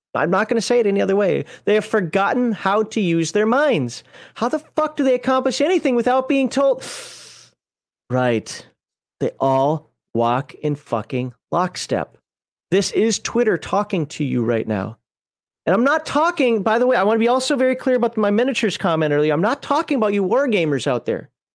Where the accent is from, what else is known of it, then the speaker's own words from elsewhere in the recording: Minnesota, United States; I'm from Minnesota